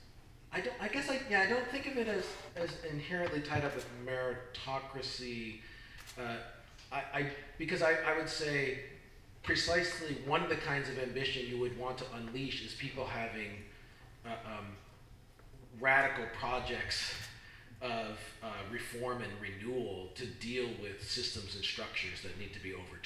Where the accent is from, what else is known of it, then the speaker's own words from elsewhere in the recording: Midwest, United States; I grew up. I'm from the Midwest